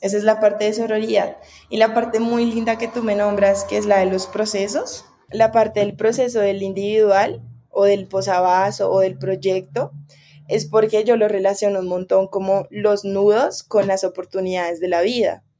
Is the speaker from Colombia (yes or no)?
yes; Bogotá, Colombia; moved away; yo como soy de Bogotá